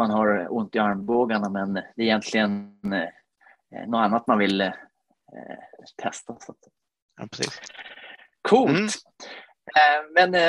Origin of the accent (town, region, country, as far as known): Finland; Swedish is a second language; also born or lived in Stockholm; now in Sweden